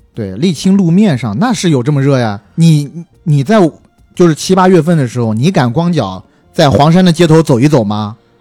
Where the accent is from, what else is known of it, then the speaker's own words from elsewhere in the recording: southern China, China; 我作为一个南方人